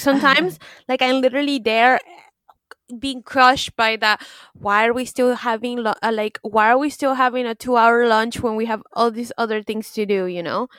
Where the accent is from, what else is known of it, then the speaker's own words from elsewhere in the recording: United States; now in France; I'm American